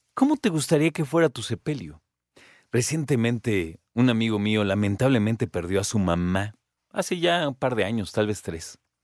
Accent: Mexico

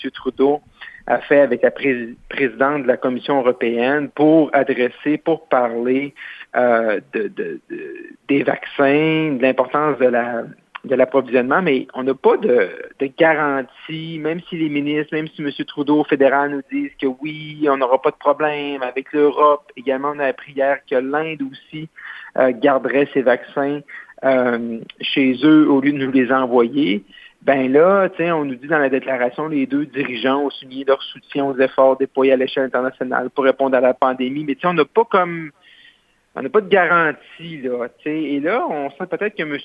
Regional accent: Roberval, Quebec, Canada; c'est mon patelin chez moi où je suis né, qui est Robert Val

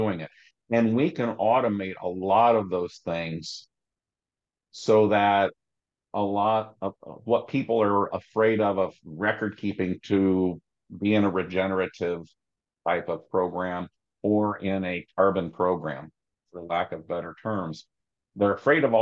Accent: Southeast Indiana, United States; also born or lived in Ohio / Southwest Michigan / Richmond, Virginia; Farm I grew up on in Southeast Indiana

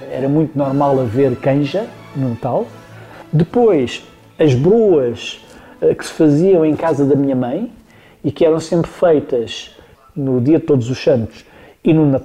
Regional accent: Lisbon, Portugal; Nós, eh, citadinos, eu sou lisboeta, como sabem, nós citadinos temos muita imagem de que as coisas aparecem.

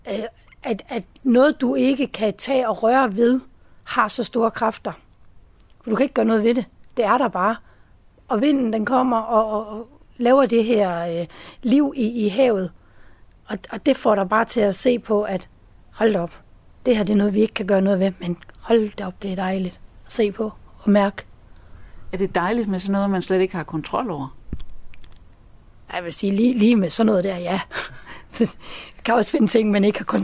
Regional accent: Zealand, Denmark; Jeg er oprindelig fra Sjælland.

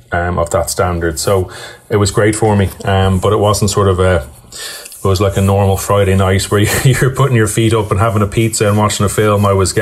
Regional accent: Birmingham, West Midlands, United Kingdom; born there; And with dad's work, we moved to England for a few years. So I was actually born in Birmingham, and we lived across the road from a great tennis club called Edgbaston Priory

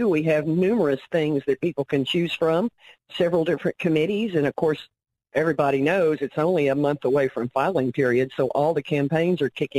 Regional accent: Faulkner County, Arkansas, United States; in Faulkner County in my hometown

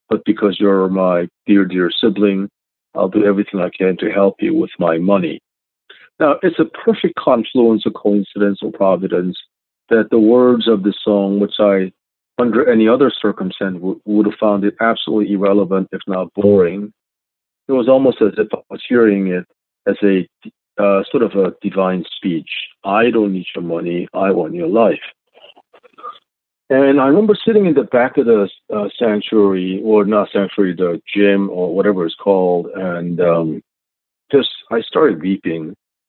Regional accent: Philadelphia, Pennsylvania, United States; also born or lived in South Korea; I think I grew up partly in South Korea and then partly here in Philadelphia.

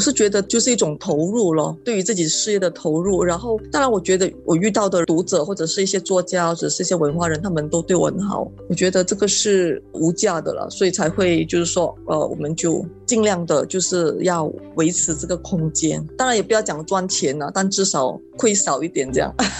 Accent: Malaysia; moved away as an adult; now in Singapore; 大概是十二年前，我，我是从马来西亚来新加坡念书

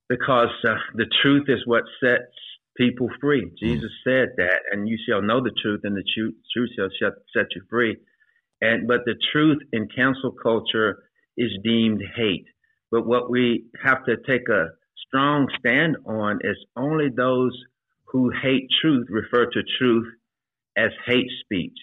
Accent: Shreveport, Louisiana, United States; moved away as an adult; now in Atlanta, United States; I advanced through the ranks in Shreveport, Louisiana, my hometown

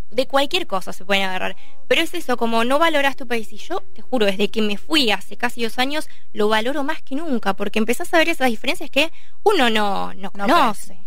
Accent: Argentina; moved away as an adult; now in Barcelona, Spain; los argentinos somos argentinos

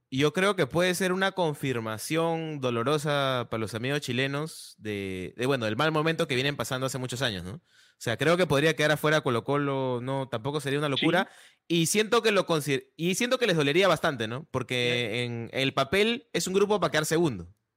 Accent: Peru; como peruano

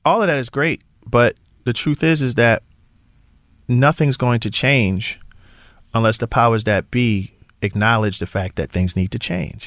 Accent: Philadelphia, Pennsylvania, United States; I am from Philly. And I do understand what being in the Super Bowl means for my city

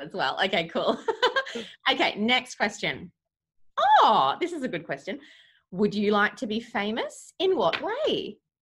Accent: Australia; I'm your Australian wife

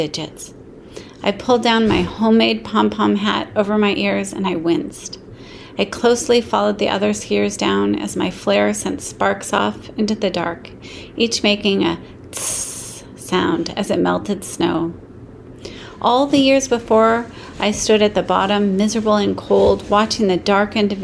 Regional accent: Aspen, Colorado, United States; born or raised there

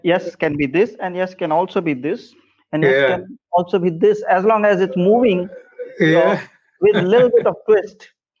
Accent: North India, India; moved away; Of course, before that, I moved from North India to South India, and there was a huge shift, huge disparity between cultures, differences between culture.

